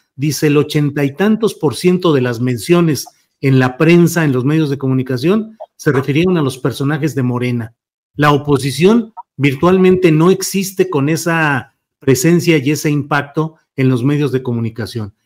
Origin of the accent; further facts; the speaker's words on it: Coahuila, Mexico; moved away; un servidor que nació en Coahuila, aunque he andado para arriba y para abajo en la República Mexicana, pero soy de origen coahuilense